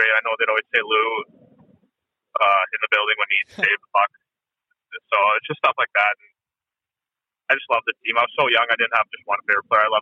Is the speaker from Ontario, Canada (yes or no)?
no; Vancouver, British Columbia, Canada; born or raised there